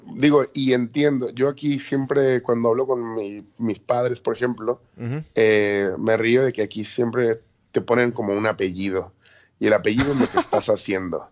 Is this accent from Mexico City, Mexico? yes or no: yes; Mexico City, Mexico; moved away as an adult; now in Puerto Rico; yo soy de la Ciudad de México